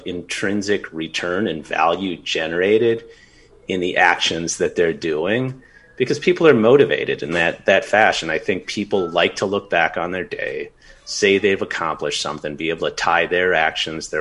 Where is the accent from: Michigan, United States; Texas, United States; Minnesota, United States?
Minnesota, United States; now in Los Angeles, United States; my home state of Minnesota